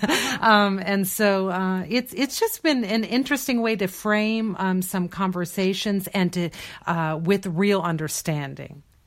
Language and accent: English; Deep South, United States; I, uh, was born and raised in India. Uh, uh, me here in the Deep South